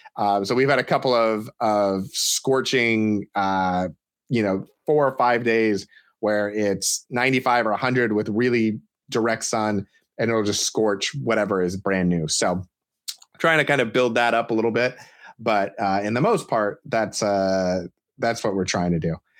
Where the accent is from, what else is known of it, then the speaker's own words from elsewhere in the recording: Portland, Oregon, United States; as someone from the Portland area who enjoys, or doesn't enjoy, but has learned to live with massive amounts of rain